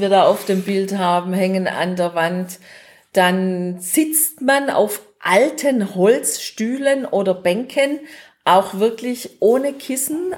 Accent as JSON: {"language": "German", "country": "Germany", "said": "bei uns in Deutschland"}